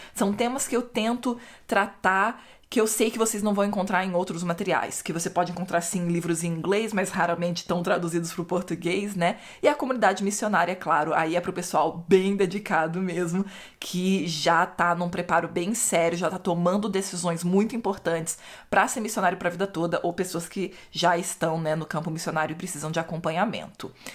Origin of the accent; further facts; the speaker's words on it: Brazil; moved away; Eu cresci no Brasil, o Brasil é cristianismo católico